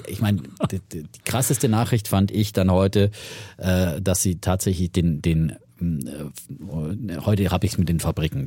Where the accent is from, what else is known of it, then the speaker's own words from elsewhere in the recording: near Ellwangen and Nördlingen, Franconia, Germany; moved away; wir sind ja äh, da in Franken, da hart an der Grenze